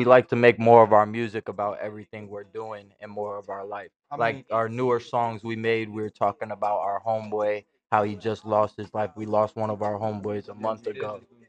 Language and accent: English; Michigan, United States; as a kid, we grew up in Michigan.